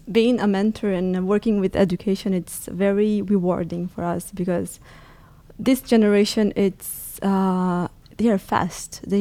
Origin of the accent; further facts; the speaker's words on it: Brazil; now in Naples, Italy; Yes, I'm from Brazil.